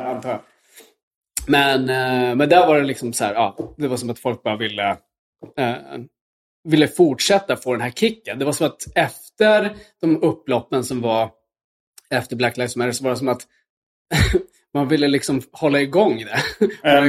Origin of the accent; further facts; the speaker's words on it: Luleå, Norrbotten County, Sweden; kyrkan där jag växte upp i Luleå